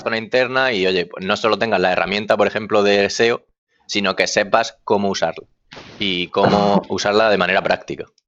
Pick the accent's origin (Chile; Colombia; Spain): Spain; Almería, Andalusia; now in Murcia, Spain; yo estoy ahora mismo trabajando en Murcia, pero soy de Almería